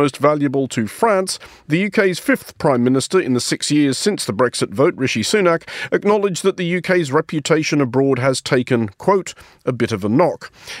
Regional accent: Australia; it pains me to say any of the following as an Australian

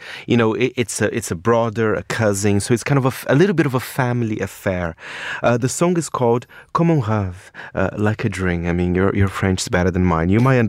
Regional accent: Brazil; moved away; I come from Brazil.

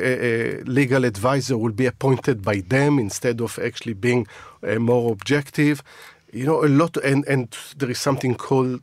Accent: Israel; moved away as an adult; now in United Kingdom; My upbringing is in Israel. I bring some of the values that, I was brought up there, and it stays with you.

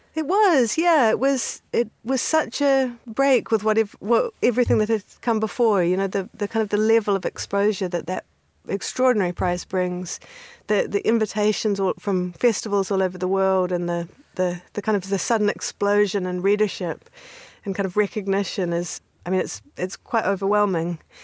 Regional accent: New Zealand; moved away; also born or lived in Canada; I grew up in New Zealand. So I was born in Canada and then came to New Zealand when I was six years old

